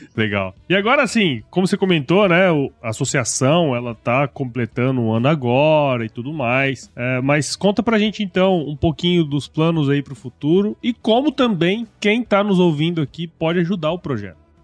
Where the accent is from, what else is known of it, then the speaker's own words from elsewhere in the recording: Mato Grosso, Brazil; eu sou de Mato Grosso